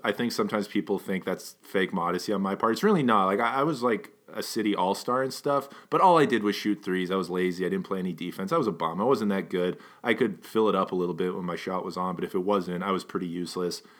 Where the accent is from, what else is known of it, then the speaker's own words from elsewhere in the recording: Edmonton, Alberta, Canada; we were raised in Edmonton